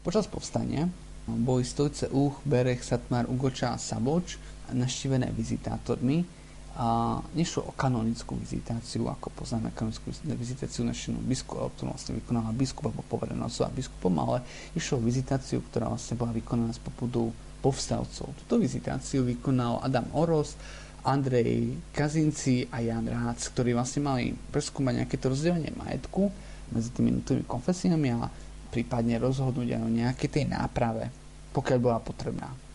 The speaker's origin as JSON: {"language": "Slovak", "area": "Huskovo, near Uzhhorod", "region": "Zakarpattia Oblast", "country": "Ukraine", "said": "ja konkrétne pochádzam z Husaka"}